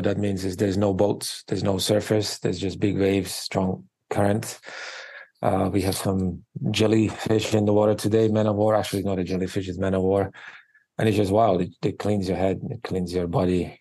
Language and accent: English; Slovakia; English is a second language; moved away as an adult; also born or lived in New York City, United States; now in Honolulu, United States; I was born and raised in Eastern Europe, in Slovakia, which is part of former Czechoslovakia